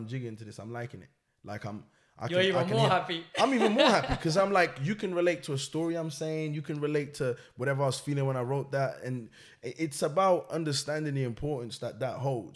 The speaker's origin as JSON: {"language": "English", "country": "Portugal", "tie": "born or raised there", "also_born_or_lived": "Angola / Cape Verde", "moved": "yes", "said": "I was born in Portugal, that's where I'm from"}